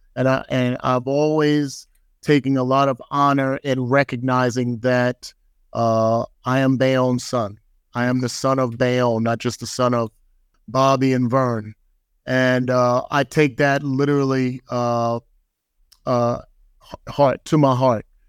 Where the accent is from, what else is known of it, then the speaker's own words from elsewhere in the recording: Bayonne, New Jersey, United States; moved away; growing up in Bayonne, New Jersey